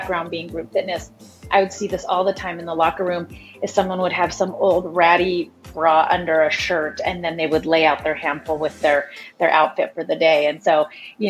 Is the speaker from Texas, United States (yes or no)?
no; Montana, United States; now in Portland, United States; I was actually born and raised in Montana